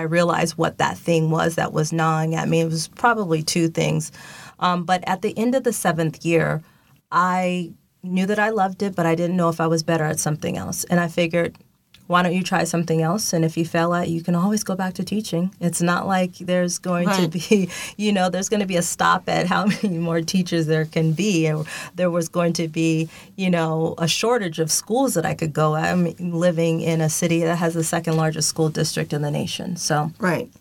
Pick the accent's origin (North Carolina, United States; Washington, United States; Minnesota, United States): Washington, United States; Seattle; now in Los Angeles, United States; Born and raised in Seattle, Washington